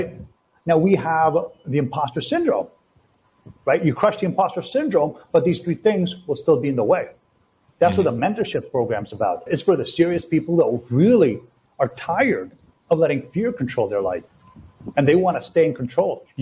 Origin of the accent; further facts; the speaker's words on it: Toronto, Ontario, Canada; moved away as an adult; also born or lived in Latvia; now in Brazil; I'm from Toronto. Right now I'm in Brazil